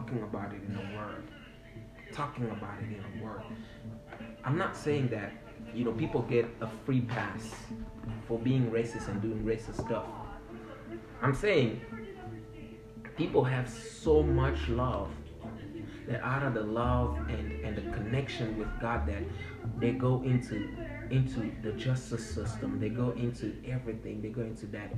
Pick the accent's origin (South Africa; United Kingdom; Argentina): South Africa; moved away; I grew up in South Africa, post-apartheid South Africa